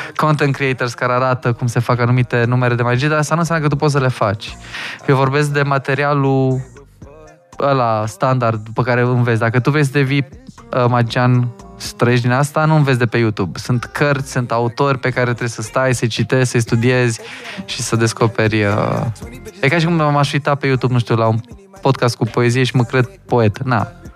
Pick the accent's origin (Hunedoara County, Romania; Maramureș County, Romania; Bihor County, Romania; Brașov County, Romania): Hunedoara County, Romania; Hunedoara; now in Bucharest, Romania; că eu sunt din Hunedoara